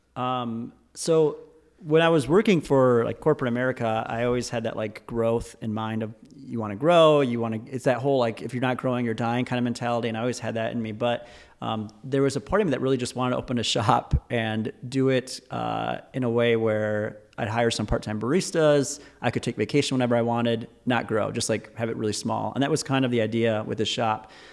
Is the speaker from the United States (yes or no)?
yes; Michigan, United States; I was born and raised in Michigan